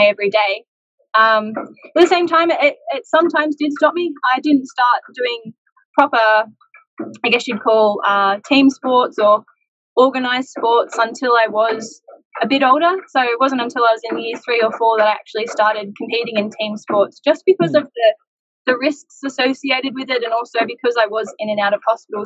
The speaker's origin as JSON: {"language": "English", "area": "Central Coast", "region": "New South Wales", "country": "Australia", "tie": "born or raised there", "said": "My family, growing up on the Central Coast, everything was very much water-focused."}